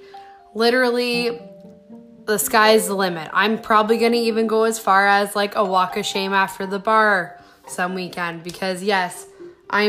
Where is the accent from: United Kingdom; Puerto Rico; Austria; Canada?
Canada; Stratford, Ontario; I'm from Stratford, Ontario